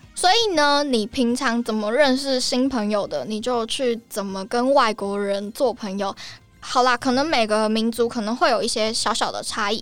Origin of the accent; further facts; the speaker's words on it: Taiwan; 我是台湾人